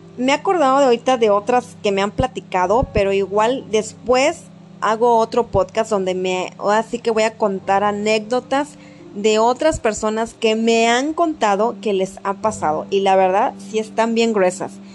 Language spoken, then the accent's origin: Spanish; Mexico; somos unos buenos mexicanos